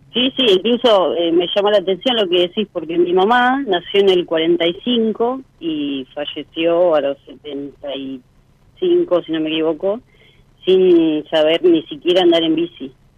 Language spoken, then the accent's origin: Spanish; Pilar, Buenos Aires Province, Argentina; Pilar, Buenos Aires